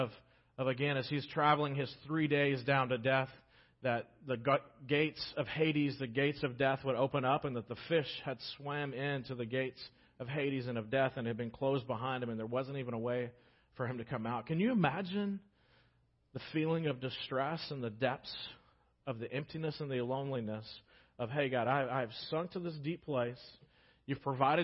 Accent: United States; as American Christians

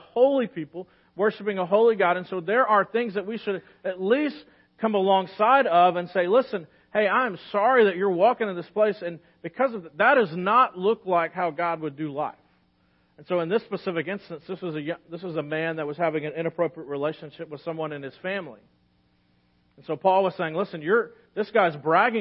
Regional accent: United States; especially as American Christians

